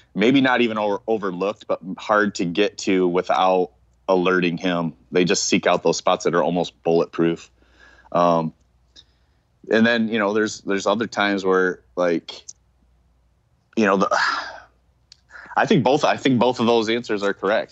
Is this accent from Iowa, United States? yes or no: no; Michigan, United States; I was from Michigan